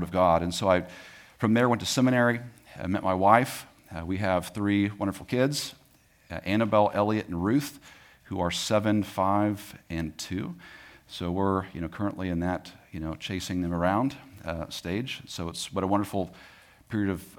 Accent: Tyler, Texas, United States; I was born in East Texas, if you guys know where Tyler is. That's where I was born and raised for the most part.

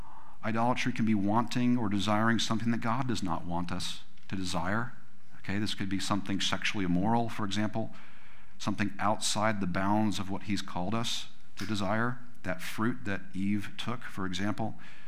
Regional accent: California, United States; You know, we came from California, which we thought we were gonna be able to afford a home when we were 50s or 60s or something like that.

